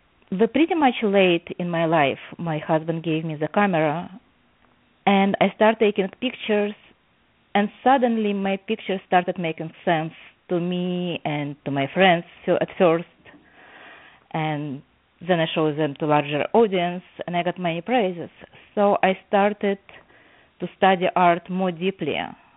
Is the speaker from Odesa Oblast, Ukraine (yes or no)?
yes; Odesa, Odesa Oblast, Ukraine; now in New Jersey, United States; As you mentioned, I live right now in New Jersey, but I came here from Odessa, Ukraine, and I never learned art.